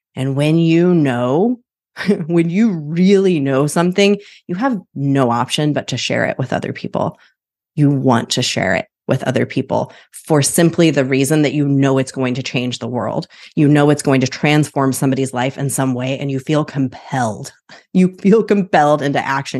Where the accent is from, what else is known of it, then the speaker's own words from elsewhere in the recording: Midwest, United States; now in Portland, United States; I'm from the Midwest